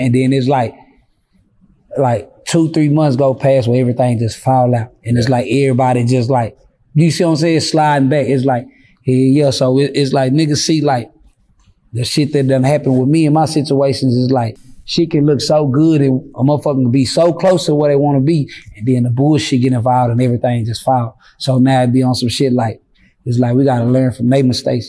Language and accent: English; Fort Worth, Texas, United States; I'm from Fort Worth